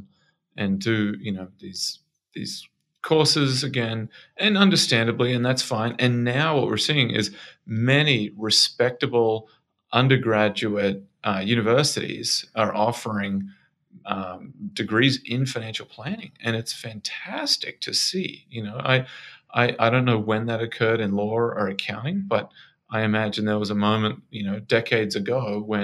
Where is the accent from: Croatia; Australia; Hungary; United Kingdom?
Australia; moved away as an adult; now in Bay Area, United States; I'm from Australia